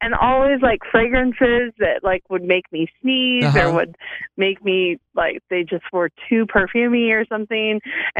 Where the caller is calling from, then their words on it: Bentonville, Arkansas, United States; I'm calling from Bentonville.